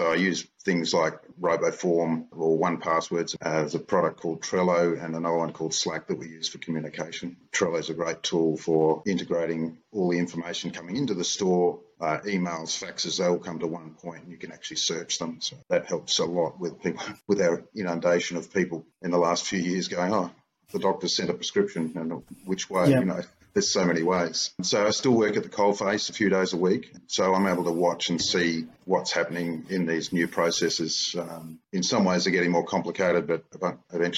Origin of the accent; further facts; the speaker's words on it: Perth, Western Australia, Australia; I am a pharmacist from Perth, lived here all my life